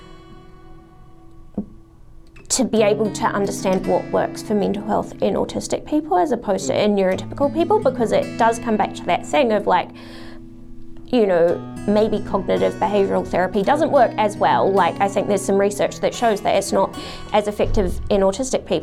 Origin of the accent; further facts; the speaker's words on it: New Zealand; also born or lived in Adelaide, Australia; I was born in New Zealand, and then my dad's a doctor, and as part of his like specialist training, we went to Adelaide for him to finish that off